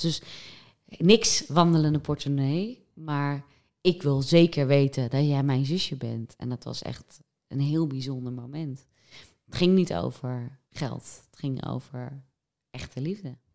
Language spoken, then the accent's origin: Dutch; West Friesland, North Holland, Netherlands; ik ben opgegroeid in West-Friesland